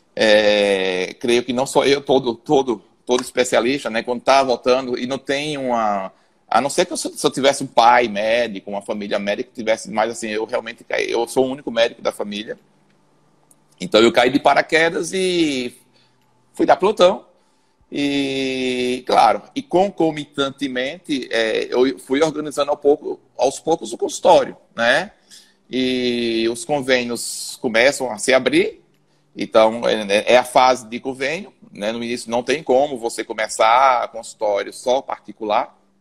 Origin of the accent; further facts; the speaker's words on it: Aracaju, Sergipe, Brazil; also born or lived in São Paulo; eu sou daqui de Aracaju, né? Fiz faculdade aqui em Aracaju mesmo